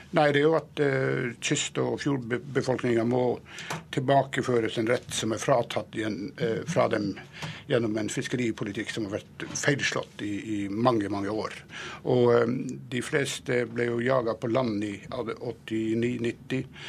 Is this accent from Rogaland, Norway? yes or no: no; Nesseby, Finnmark, Norway; i Nesseby, der jeg kommer fra